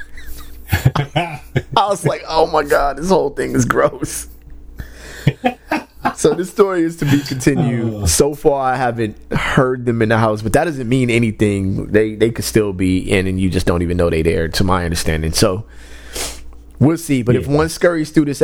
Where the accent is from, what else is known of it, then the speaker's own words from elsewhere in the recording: West Covina, California, United States; also born or lived in South Central Los Angeles; growing up in West Covina, when we moved back to West Covina